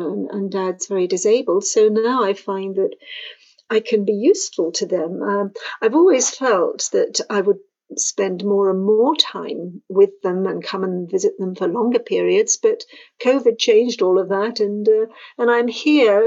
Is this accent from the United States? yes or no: no; Jersey; moved away as an adult; now in France; I'm from the UK. I'm from the island of Jersey